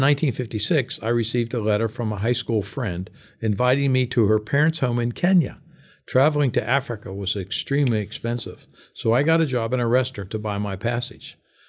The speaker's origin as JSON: {"language": "English", "region": "London", "country": "United Kingdom", "tie": "born there", "said": "I was born in 1934 in London, England"}